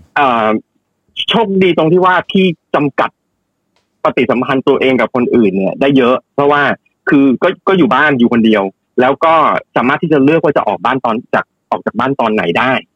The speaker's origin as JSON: {"language": "Thai", "country": "Thailand", "moved": "yes", "lives_now": "New York, United States"}